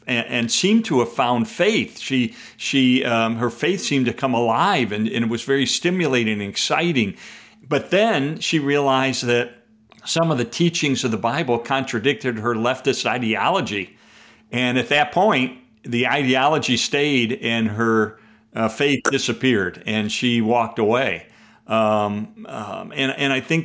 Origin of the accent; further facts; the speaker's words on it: Chicago, Illinois, United States; I'm a Chicagoan